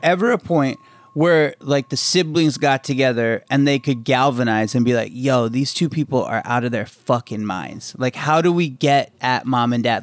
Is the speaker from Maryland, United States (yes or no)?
yes; Maryland, United States; I grew up in Maryland